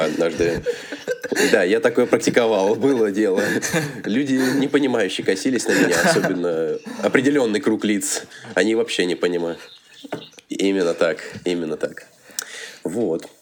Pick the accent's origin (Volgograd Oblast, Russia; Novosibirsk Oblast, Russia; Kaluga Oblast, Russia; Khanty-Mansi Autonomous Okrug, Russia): Kaluga Oblast, Russia; Kaluga; moved away as an adult; now in Moscow, Russia; Я родом с Калуги. Уже третий год учусь и живу в Москве